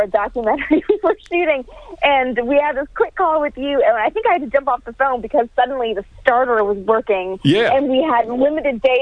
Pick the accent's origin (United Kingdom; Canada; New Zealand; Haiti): Canada; I'm actually from Canada